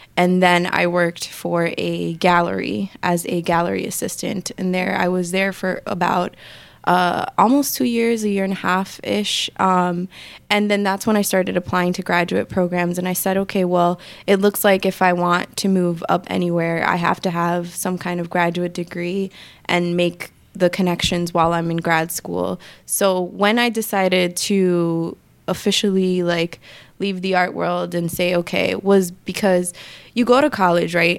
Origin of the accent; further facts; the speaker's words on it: New York City, New York, United States; also born or lived in Dominican Republic; I grew up, I'm from the Bronx. I grew up in New York and lived here my whole life.